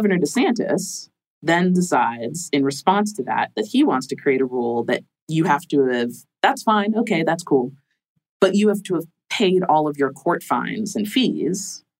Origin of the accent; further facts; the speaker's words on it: Florida, United States; I'm from Florida. We're creative. We're creative bunch.